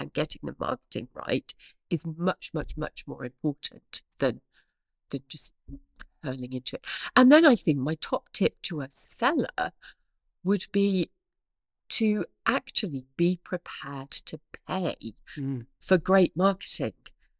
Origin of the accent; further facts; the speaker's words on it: East of England, United Kingdom; accent: Norfolk; I sound much posher than I hear in my head. In my head, I still hear my Norfolk accent, sure.